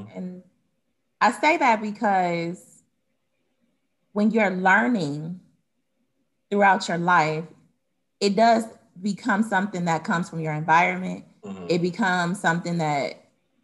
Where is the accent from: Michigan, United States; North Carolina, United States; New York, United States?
Michigan, United States; Detroit; now in Atlanta, United States; I'm originally from Detroit, Michigan